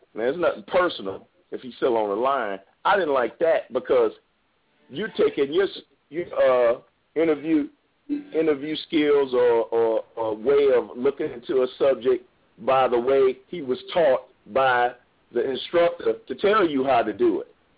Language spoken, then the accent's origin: English; New Orleans, Louisiana, United States; I'm I'm from New Orleans